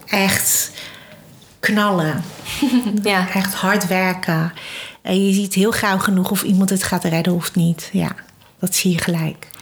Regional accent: Netherlands; ik ben Chinees, hè? ik ben hier in Nederland geboren.

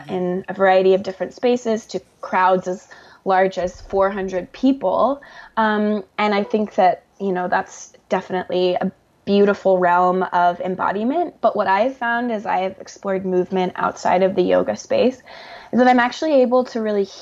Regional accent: the South, United States; a Southerner

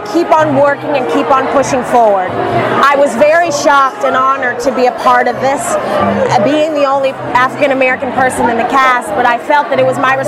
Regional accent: Tokyo, Japan; moved away; also born or lived in London; I was born in London and raised in Tokyo

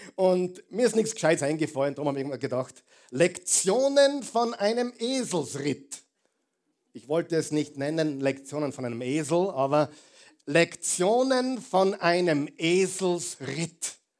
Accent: Austria; Wir sind Österreicher, die meisten von uns

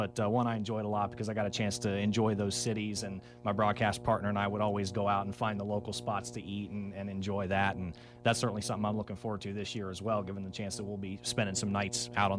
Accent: Northern Virginia, United States; moved away as an adult; also born or lived in Columbia, South Carolina / Charlotte, North Carolina / Sugar Land, Texas; now in Bowling Green, United States; I'm originally from Washington, D.C., from Northern Virginia specifically, and then attended the University of South Carolina

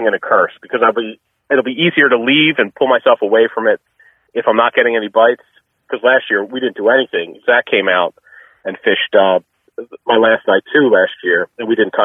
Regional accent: Philadelphia, Pennsylvania, United States; now in Massachusetts, United States; I'm from Philadelphia, so I grew up with Wawa

